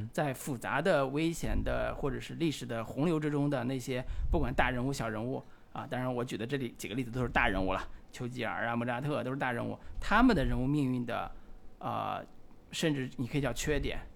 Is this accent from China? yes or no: yes; China; 我们中国人